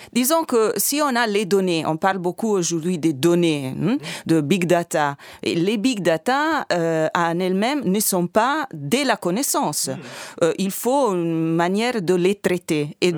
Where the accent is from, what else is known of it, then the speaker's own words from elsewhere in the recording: Italy; French is a second language; moved away; je suis italienne